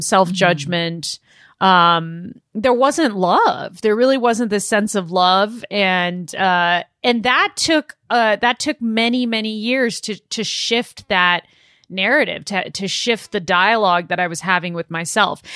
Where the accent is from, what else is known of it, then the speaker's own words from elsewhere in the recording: Los Angeles, California, United States; I was born in Los Angeles, uh, born and raised in Southern California.